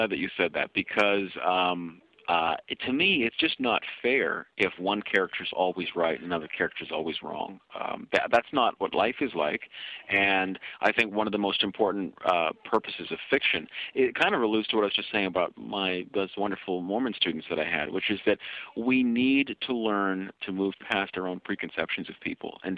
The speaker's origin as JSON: {"language": "English", "country": "Kenya", "lives_now": "Canada", "said": "in my own political experiences uh, as a Kenyan Canadian, I've you know, I've worked with various groups across Canada"}